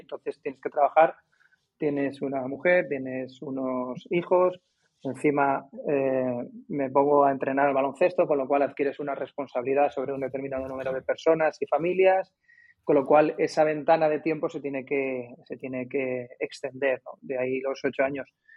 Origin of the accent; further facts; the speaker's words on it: Madrid, Community of Madrid, Spain; moved away as an adult; also born or lived in Alicante; now in Cádiz, Spain; yo nací en Alicante en el un 29 de diciembre de 1971 y por motivos laborales de mis padres me tuve que ir a Madrid más o menos en los años 80 y pocos, muy pocos